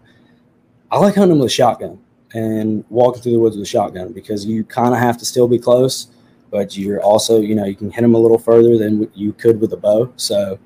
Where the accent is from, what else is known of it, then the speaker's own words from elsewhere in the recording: Ohio, United States; when I was growing up in Ohio